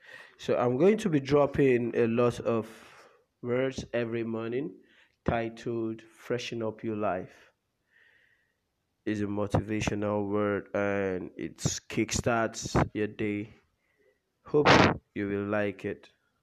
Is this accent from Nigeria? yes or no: yes; Nigeria; I'm a Nigerian